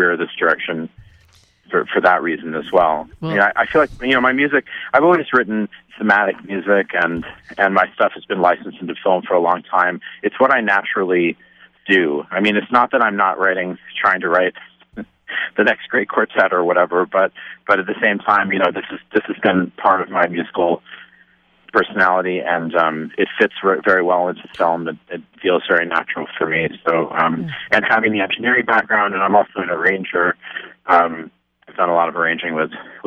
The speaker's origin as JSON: {"language": "English", "town": "Stony Brook", "region": "New York", "country": "United States", "tie": "born or raised there", "said": "I grew up in Stony Brook, out on Long Island in New York"}